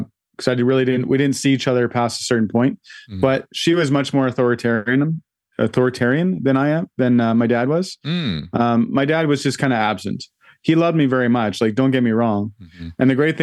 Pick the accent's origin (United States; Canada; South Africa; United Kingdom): Canada; Vancouver, British Columbia; So I grew up in Vancouver in a little townhouse complex, and across the street was a house with a cherry tree